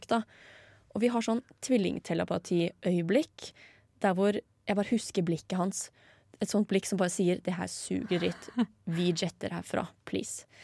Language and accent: Norwegian; Asker, Akershus, Norway; Eh, fordi jeg er jo fra Asker. Slasker og Blærum.